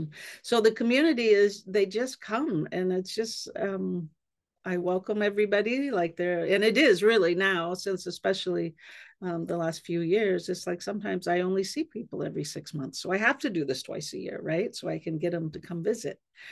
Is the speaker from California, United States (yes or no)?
yes; California, United States; So I was raised on the Yurok Reservation on the Klamath River.